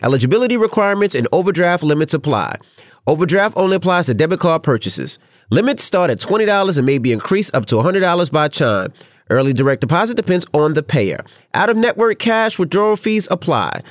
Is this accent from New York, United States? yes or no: yes; New York City, New York, United States; moved away; I'm from Queens